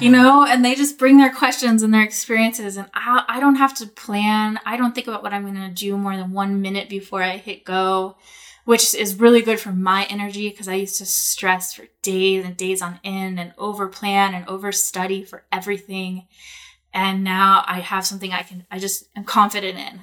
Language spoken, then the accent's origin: English; Portland, Oregon, United States; moved away as an adult; also born or lived in Bali; I was living in Portland. I grew up in Portland. I've been in Portland a long time